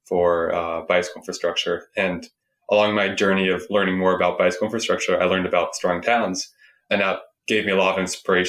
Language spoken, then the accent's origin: English; Sunnyvale, California, United States; I grew up in Sunnyvale, California, which is a few miles west of San Jose